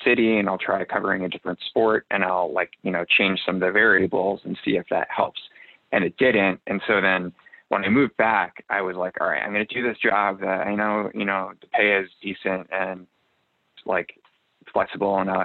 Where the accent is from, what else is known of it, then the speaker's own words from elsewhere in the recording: just outside Chicago, Illinois, United States; also born or lived in Des Moines, Iowa / New York; I grew up in the Midwest, just outside Chicago, and then moved to Iowa for undergrad